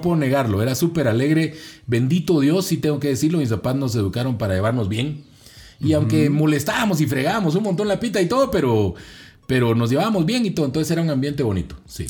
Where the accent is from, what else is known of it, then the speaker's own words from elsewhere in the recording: Zona 6, Guatemala Department, Guatemala; crecí en la zona 6, en los proyectos. Ahí crecí